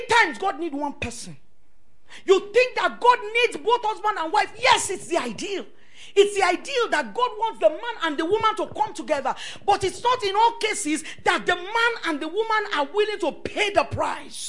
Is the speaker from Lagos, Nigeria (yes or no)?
yes; Lagos, Nigeria; moved away as an adult; also born or lived in Maraba; I was raised up in Ikoyi.